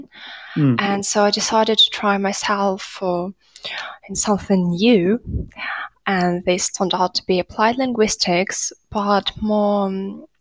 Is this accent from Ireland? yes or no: no; Russia; English is a second language; moved away as an adult; now in France; Well, initially I'm from Russia, and I lived there for a long time, for 23 years of my life. So basically I've been living in France only for 3 years now.